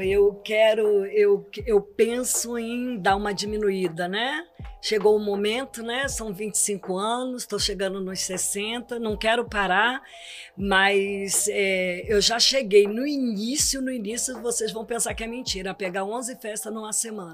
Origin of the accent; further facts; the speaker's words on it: Espírito Santo, Brazil; sou do Espírito Santo.